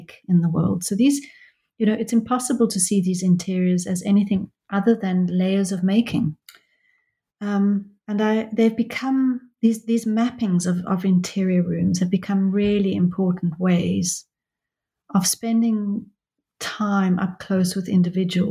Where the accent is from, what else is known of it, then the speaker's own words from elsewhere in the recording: South Africa; now in London, United Kingdom; I am a South African who lives in London, and I've been desperate for a long time to go back to South Africa